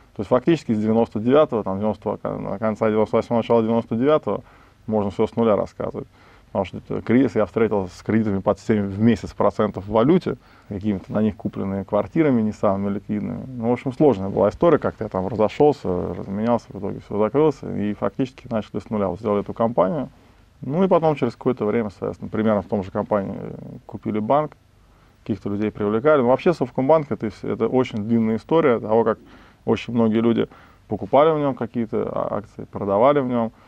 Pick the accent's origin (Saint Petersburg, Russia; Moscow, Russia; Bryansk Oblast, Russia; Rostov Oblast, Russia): Moscow, Russia; Я вырос, родился в Москве, учился в Москве